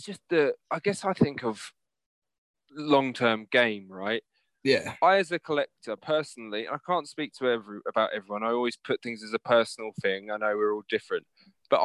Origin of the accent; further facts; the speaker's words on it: Jacksonville, Florida, United States; because, again, I'm from Jax, right?